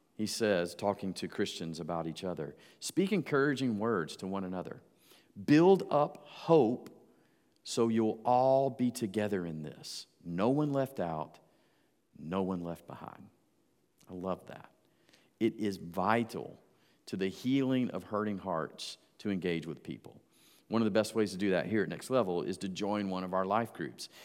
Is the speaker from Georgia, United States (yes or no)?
yes; Georgia, United States; moved away; also born or lived in Jacksonville, Florida; my hometown back in Georgia.